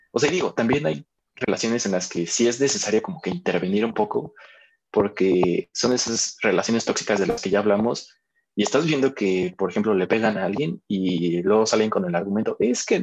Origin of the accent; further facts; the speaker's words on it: Mexico; hay que quitarnos también como mexicanos ese tabú de decir, un psicólogo es para locos.